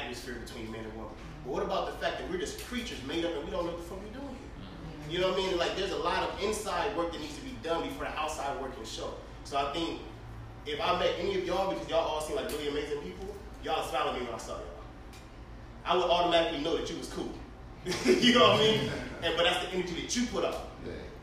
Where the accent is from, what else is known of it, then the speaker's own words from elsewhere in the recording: Inglewood, California, United States; now in Dallas, United States; I'm from Inglewood. But I moved over to Dallas